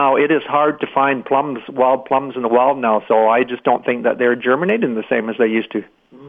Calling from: Brandon, Manitoba, Canada; I'm calling from Brandon.

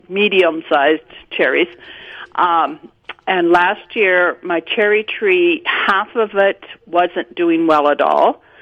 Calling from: Deloraine, Manitoba, Canada

